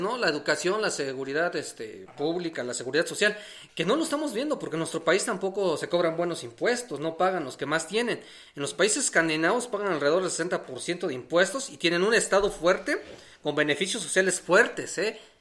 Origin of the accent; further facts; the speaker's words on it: Mexico; asumirnos como mexicanos